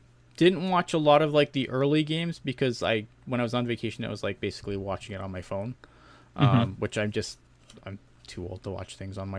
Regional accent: Canada; Obviously, being a Canadian, I am not super happy about that.

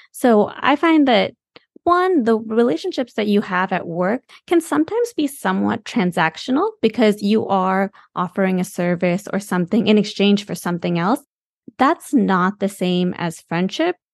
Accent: Michigan, United States; moved away; also born or lived in the South (US) / San Francisco; We're from Michigan

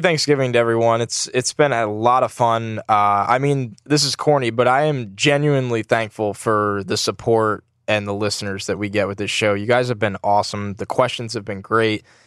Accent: New York, United States; I'm from New York and I'm here

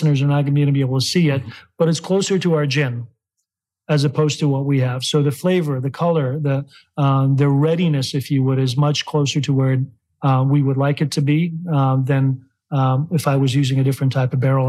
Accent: Chicago, Illinois, United States; now in Kentucky, United States; Illinois being my hometown of Chicago, and then Kentucky being our hometown here.

